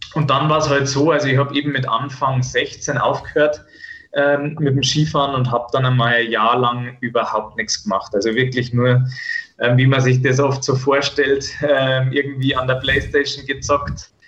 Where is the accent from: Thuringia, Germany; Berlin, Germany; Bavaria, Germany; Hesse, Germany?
Bavaria, Germany; Bad Tölz; bei uns in Bad Hölz gibt es so eine, ähm, also eine Kneipe, die heißt Rocks Off und da waren wir damals immer beim Feiern